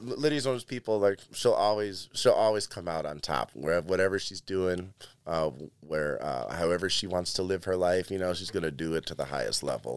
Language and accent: English; Chicago, Illinois, United States; moved away as an adult; now in Cleveland, United States; I grew up in Chicago